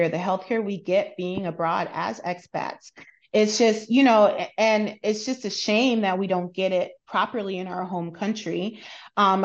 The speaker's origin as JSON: {"language": "English", "country": "United States", "also_born_or_lived": "South Korea / UAE", "moved": "yes", "lives_now": "United Arab Emirates", "said": "as an American"}